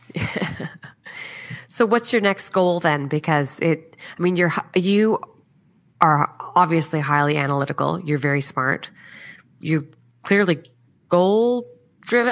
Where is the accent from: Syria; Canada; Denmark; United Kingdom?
Canada; now in Australia; I'm obviously Canadian and we were just back in Canada December, January.